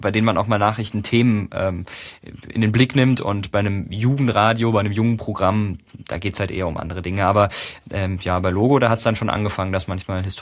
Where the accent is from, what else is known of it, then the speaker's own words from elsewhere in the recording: Karlsruhe, Baden-Württemberg, Germany; Also ähm, ich komme aus Karlsruhe ursprünglich